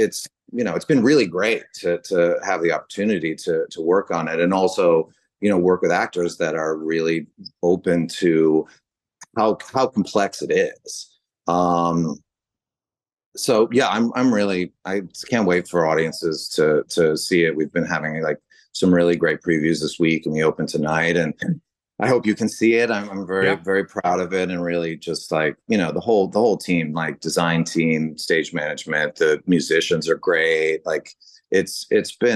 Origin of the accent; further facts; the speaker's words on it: San Francisco, California, United States; grew up in San Francisco